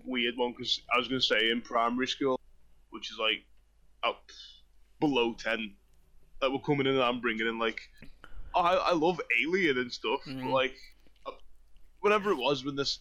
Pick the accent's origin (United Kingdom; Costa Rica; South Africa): United Kingdom; I'm British